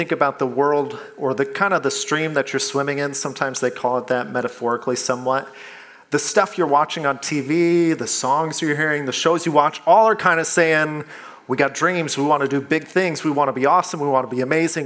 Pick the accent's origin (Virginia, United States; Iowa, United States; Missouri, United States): Iowa, United States; moved away; I'm from Iowa